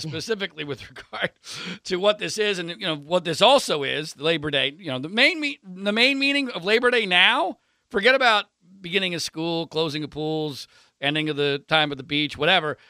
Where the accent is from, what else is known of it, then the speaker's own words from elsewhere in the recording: Philadelphia suburbs, Pennsylvania, United States; I grew up in the Philadelphia suburbs